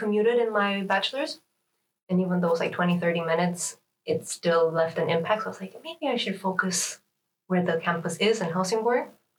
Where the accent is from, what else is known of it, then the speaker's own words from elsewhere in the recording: Canada; moved away as an adult; now in Sweden; from now on. I'm from Canada